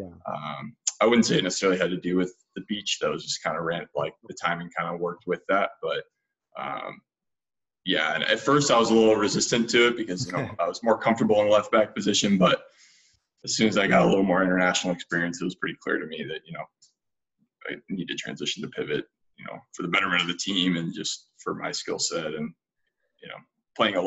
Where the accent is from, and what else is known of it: United States